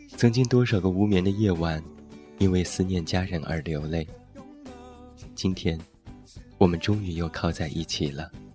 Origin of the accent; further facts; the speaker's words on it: Taiyuan, Shanxi, China; moved away; 现在在我的家乡山西太原